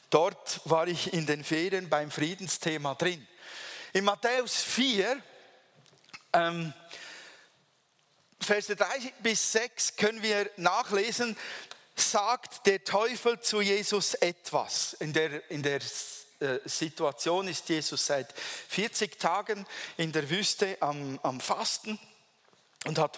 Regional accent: Switzerland; Weil man hat ja ein Bild von uns Schweizer, man denkt so, wir seien alle unglaublich trockene, staubtrockene und sture Typen

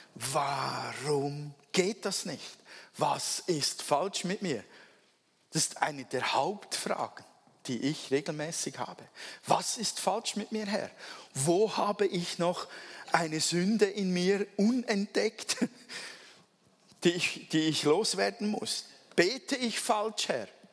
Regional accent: Switzerland; Ich bin ja Schweizer

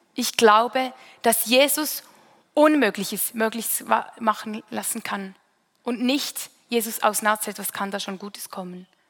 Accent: Münsingen, Bern, Switzerland; Ich bin in Münsingen aufgewachsen, eine Stadt nahe bei Bern

